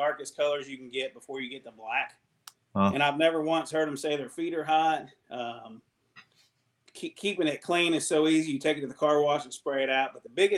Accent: Ohio River Valley, United States; me being a river rat, growing up on the Ohio River

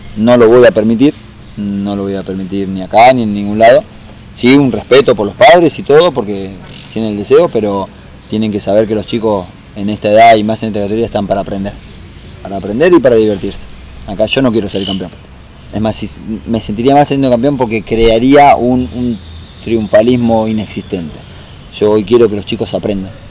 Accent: San Juan, Argentina; now in Buenos Aires, Argentina; me vine de San Juan

